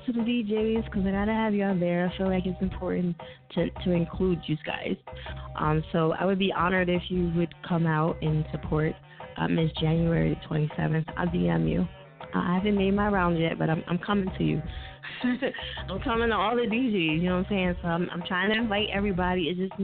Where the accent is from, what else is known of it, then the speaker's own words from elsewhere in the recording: New Jersey, United States; I'm from Jersey. That's what we do. We mispronounce everything.